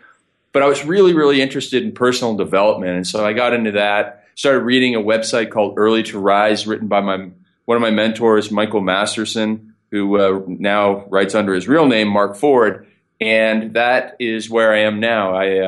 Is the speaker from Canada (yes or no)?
yes; Canada; So I am Canadian. So please excuse my funny accent. I'll say some words pretty strange.